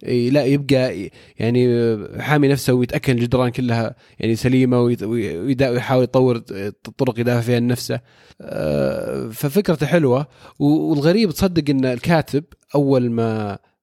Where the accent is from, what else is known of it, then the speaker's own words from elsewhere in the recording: Saudi Arabia; عندنا في السعودية